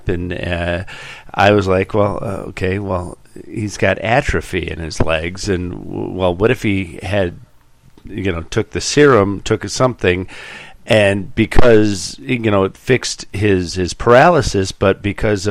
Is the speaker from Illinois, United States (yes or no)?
yes; DeKalb, Illinois, United States; I grew up in the DeKalb, NIU area